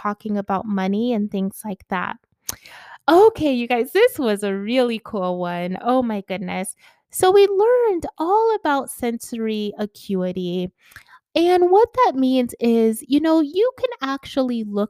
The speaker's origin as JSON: {"language": "English", "region": "Connecticut", "country": "United States", "tie": "born or raised there", "moved": "yes", "lives_now": "Atlanta, United States", "said": "I lived in Connecticut as a kid"}